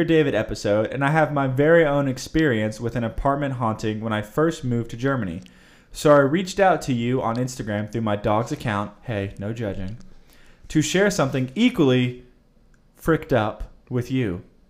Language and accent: English; India; moved away as an adult; also born or lived in Virginia; I am from India originally, moved to Virginia to do my master's in Virginia Tech in 2010